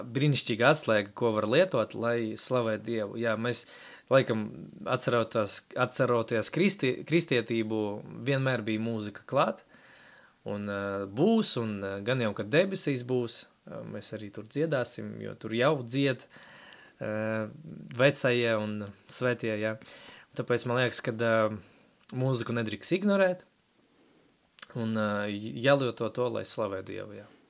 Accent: Latvia; first language Russian; Latvian is a second language; izaugu ģimenē, kas bija atbraukusi uz Latviju. Sanāk, tētis no Ukrainas, mamma no Baltkrievijas

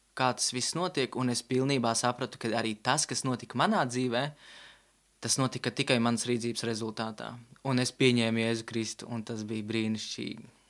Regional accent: Riga, Latvia; Es nāku no Rīgas

